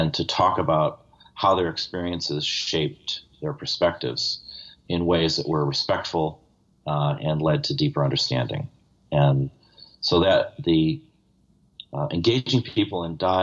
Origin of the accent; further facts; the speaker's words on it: Buffalo, New York, United States; I come from Buffalo